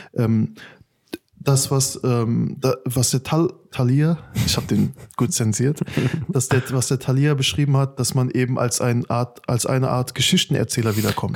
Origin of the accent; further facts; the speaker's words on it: Afghanistan; now in Germany; mein Herkunftsland ist unter den letzten Top 5 in der Welt